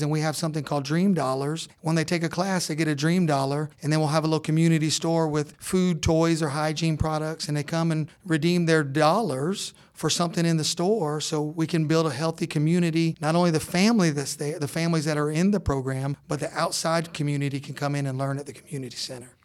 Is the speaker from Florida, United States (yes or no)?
yes; Orlando, Florida, United States; moved away as an adult; now in northeast Georgia, United States; We're from Orlando, Florida